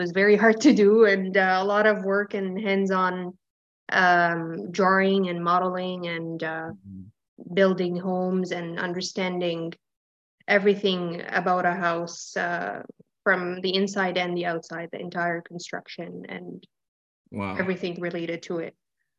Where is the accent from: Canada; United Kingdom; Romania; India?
Canada; Ottawa, Ontario; And it started here. I studied high school in Ottawa. I'm from Ottawa. Studied high school here and then went to college for interior design.